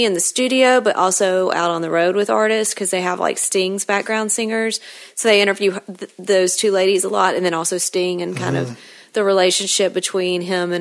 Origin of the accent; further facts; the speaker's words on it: Mississippi, United States; I'm from Mississippi